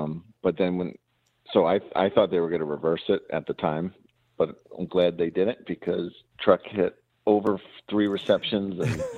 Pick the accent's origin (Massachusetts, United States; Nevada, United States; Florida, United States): Massachusetts, United States; I'm just from Massachusetts.